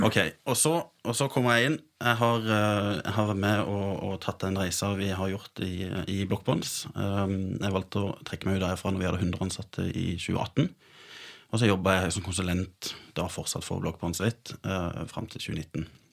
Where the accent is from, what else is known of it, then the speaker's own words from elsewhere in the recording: Sørlandet, Norway; Jeg er sørlending